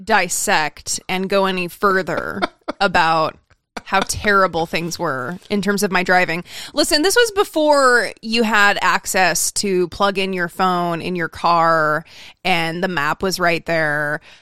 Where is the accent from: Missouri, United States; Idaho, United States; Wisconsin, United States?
Idaho, United States; now in Southern California, United States; I remember when I moved to Southern California from Idaho and I got lost on the freeway and I like came home crying and I was like, I can't do this.